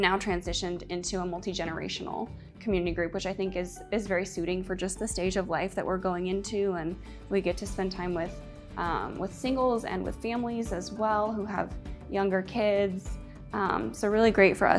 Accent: Atlanta, Georgia, United States; I was born and raised in Atlanta, Georgia.

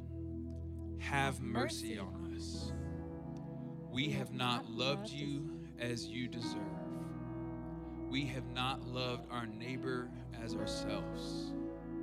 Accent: South Arkansas, United States; I grew up in South Arkansas

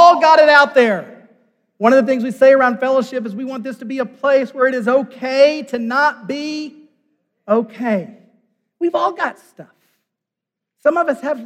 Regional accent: United States; as an American

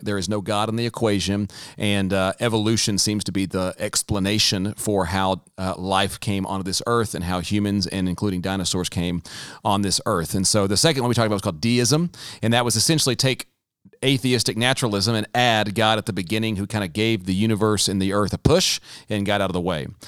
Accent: the South, United States; growing up in the South, myself included

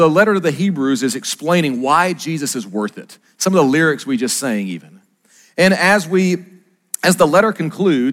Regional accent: Arkansas, United States

